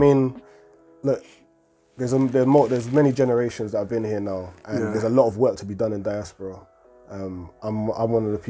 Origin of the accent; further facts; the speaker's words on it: Accra, Greater Accra, Ghana; Luckily, I know, you know, that I'm Ghanaian, I'm from Accra.